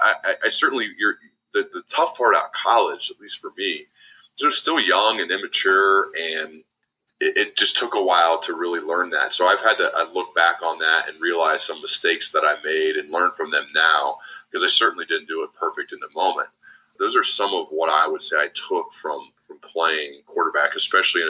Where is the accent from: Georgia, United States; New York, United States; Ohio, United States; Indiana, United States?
Ohio, United States; moved away as an adult; also born or lived in Birmingham, Alabama; I'd lived in Ohio my whole life